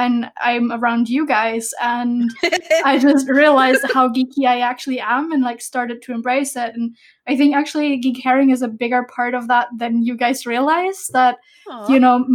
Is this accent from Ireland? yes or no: no; Germany; now in Copenhagen, Denmark; I am from Germany, though I am living in Copenhagen now